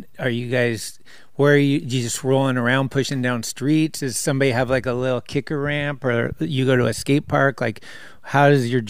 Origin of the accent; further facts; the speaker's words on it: San Carlos, California, United States; That's my hometown.